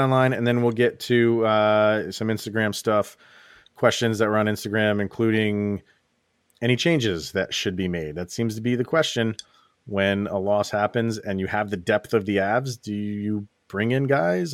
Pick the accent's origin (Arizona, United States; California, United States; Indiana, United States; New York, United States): New York, United States; Schenectady; my hometown of Schenectady, New York, little Schenectady, New York